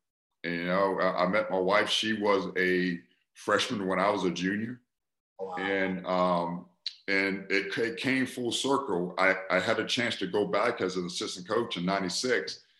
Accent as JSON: {"language": "English", "region": "South Carolina", "country": "United States", "tie": "born or raised there", "also_born_or_lived": "Maryland", "moved": "as an adult", "said": "My goal at the time was to come back to South Carolina, my hometown, to be a mayor."}